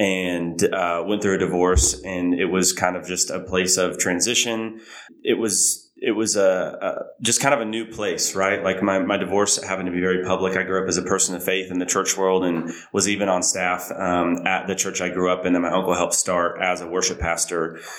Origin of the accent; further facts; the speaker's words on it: Oklahoma, United States; Like I'm from Oklahoma. It's definitely not, I wouldn't consider it the South. More Midwest